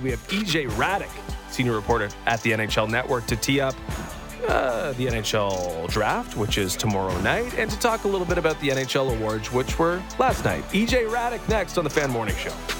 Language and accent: English; Canada; as a Canadian